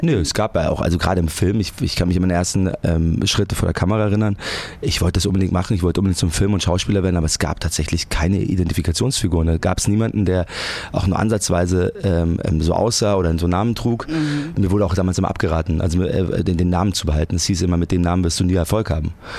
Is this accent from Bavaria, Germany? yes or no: yes; Munich, Bavaria, Germany; ich komme aus München